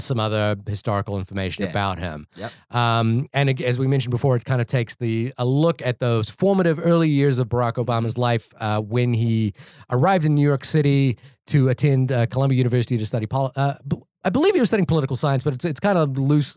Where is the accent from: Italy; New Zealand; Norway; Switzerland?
New Zealand; moved away as an adult; also born or lived in Fiji; now in United States; I grew up in New Zealand